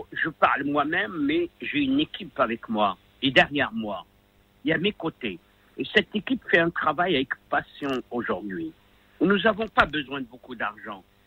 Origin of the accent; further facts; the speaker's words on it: Rabat, Rabat-Salé-Kénitra, Morocco; je viens des bidonvilles de Rabat